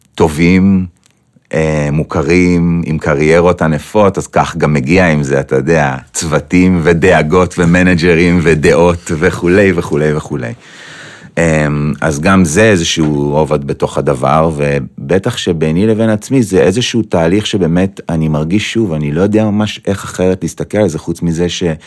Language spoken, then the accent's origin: Hebrew; Petah Tikva, Central District, Israel; זה היה בפתח תקווה, mm-hmm. ושם גדלתי גם